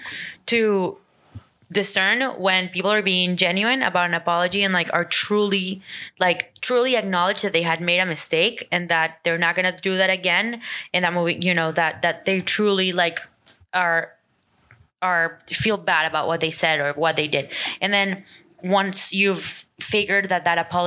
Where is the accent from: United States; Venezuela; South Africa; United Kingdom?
Venezuela; moved away; growing up in Venezuela